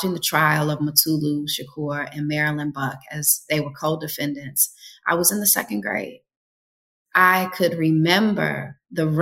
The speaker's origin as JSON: {"language": "English", "town": "Detroit", "region": "Michigan", "country": "United States", "tie": "born or raised there", "moved": "yes", "lives_now": "Jackson, United States", "said": "My brothers and I were also born in Detroit"}